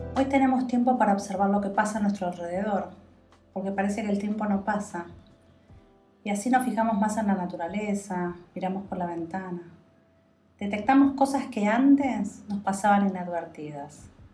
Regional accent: Argentina; somos los ciudadanos argentinos

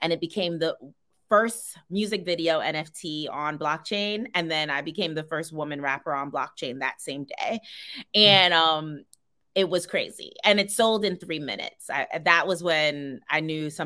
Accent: New York City, New York, United States; moved away as an adult; now in Los Angeles, United States; I am from Brooklyn, New York. You already know. I was born and raised and now I live in Los Angeles, California

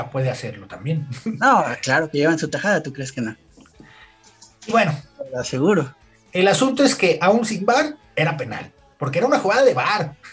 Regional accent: Mexico; Uno como mexicano

